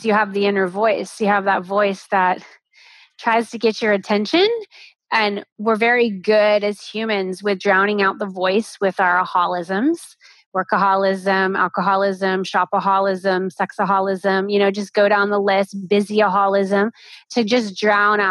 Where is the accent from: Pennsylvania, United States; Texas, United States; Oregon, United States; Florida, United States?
Florida, United States; moved away as an adult; also born or lived in New York City; I grew up in Florida. I was this beach girl